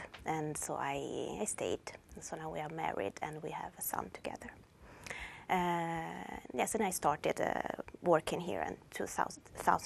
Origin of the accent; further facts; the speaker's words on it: Turin, Piedmont, Italy; English is a second language; moved away as an adult; now in Sweden; I come from Torino. It's a quite big city in Piemonte, in northern Italy